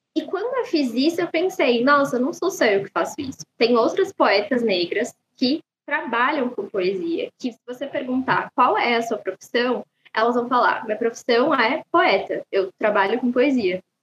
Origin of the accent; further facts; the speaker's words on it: São Paulo, Brazil; Eu nasci e cresci na Zona Leste, no extremo leste da cidade, no bairro que se chama Recanto Verde Sol